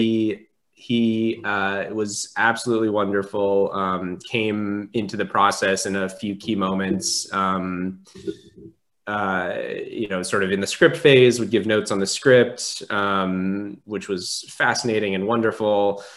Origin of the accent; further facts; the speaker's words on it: Southern California, United States; I grew up in Southern California